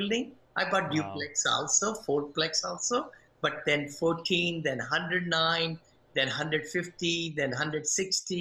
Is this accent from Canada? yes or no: no; India; moved away as an adult; now in United States; I'm from India originally. I came almost 40 some years back from India.